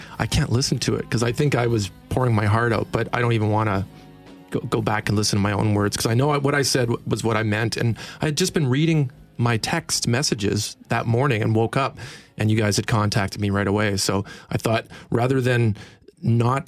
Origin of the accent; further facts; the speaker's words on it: Winnipeg, Manitoba, Canada; now in Las Vegas, United States; we're from Winnipeg and that never changes